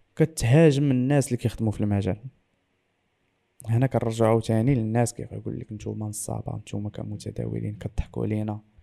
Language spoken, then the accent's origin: Arabic; Morocco; انا مغربي